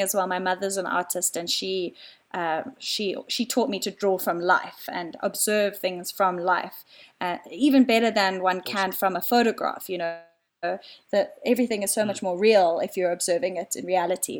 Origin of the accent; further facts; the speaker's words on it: Cape Town, Western Cape, South Africa; moved away as an adult; now in Johannesburg, South Africa; I live up in Joburg. I'm originally from Cape Town. I moved up here about four years ago.